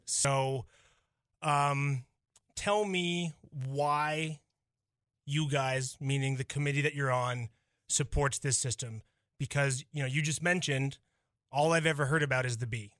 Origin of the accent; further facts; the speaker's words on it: Wyoming, United States; now in North Dakota, United States; I came from Wyoming, which is a smaller population than